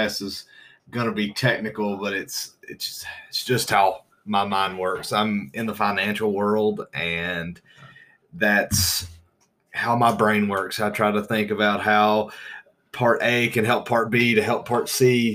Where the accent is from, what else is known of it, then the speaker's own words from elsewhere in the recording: the Triad, North Carolina, United States; also born or lived in Virginia; We're from the Triad